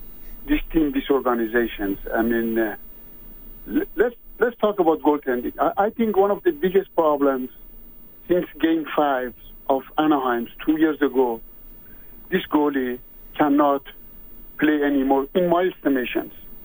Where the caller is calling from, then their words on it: Montreal, Quebec, Canada; I'm calling from Montreal.